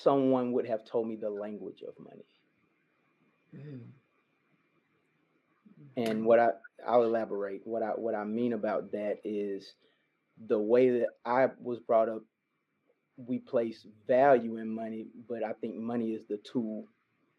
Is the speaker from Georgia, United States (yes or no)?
yes; Carrollton, Georgia, United States; moved away as an adult; now in Birmingham, United States; I'm from Carrollton, Georgia.